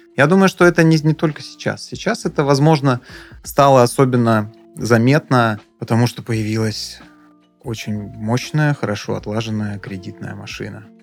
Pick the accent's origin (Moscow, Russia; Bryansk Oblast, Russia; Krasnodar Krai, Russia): Krasnodar Krai, Russia; Adler; мы, естественно, как и все, а, адлерские, сдавали квартиру летом